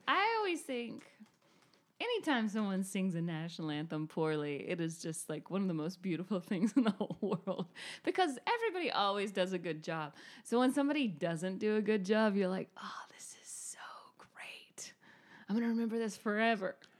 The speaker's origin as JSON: {"language": "English", "region": "North Georgia", "country": "United States", "tie": "born or raised there", "also_born_or_lived": "Northern California", "said": "I grew up in North Georgia, not Atlanta"}